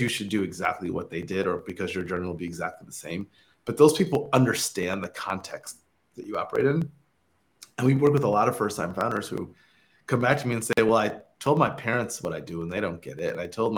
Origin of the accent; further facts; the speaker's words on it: Michigan, United States; moved away as an adult; also born or lived in Stanford; I'm from Michigan originally. Like, tech was not a big part of like my upbringing